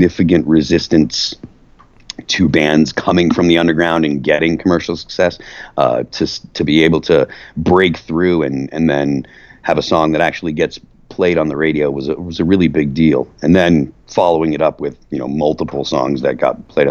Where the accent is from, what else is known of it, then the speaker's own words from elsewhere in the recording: Massachusetts, United States; moved away; I'm from Massachusetts originally